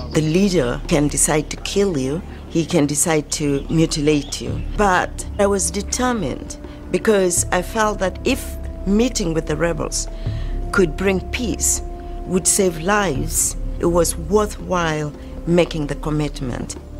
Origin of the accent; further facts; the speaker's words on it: Uganda; I'm from Uganda